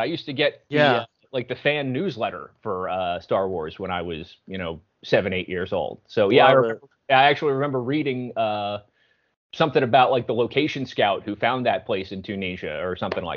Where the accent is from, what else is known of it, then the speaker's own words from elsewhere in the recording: Philadelphia, Pennsylvania, United States; I'm from the Philly area